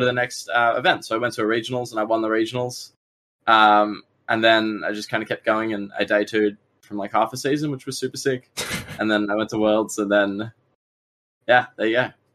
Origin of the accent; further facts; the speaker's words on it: Australia; I'm a player from Australia